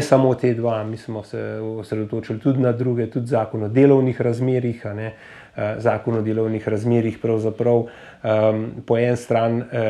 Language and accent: Slovenian; Slovenia